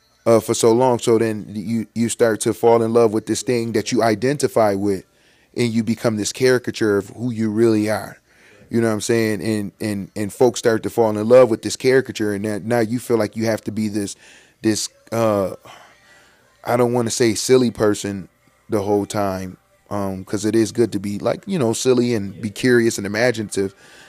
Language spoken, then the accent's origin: English; Buffalo, New York, United States; And Goose is from Kenmore. I'm from the Lower East Side, right?